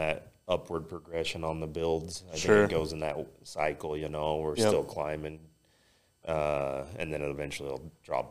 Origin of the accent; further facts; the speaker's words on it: Logan, Utah, United States; My hometown show in Cache Valley, Logan, Stern Dirt puts on, I think they call it Cache Carnage.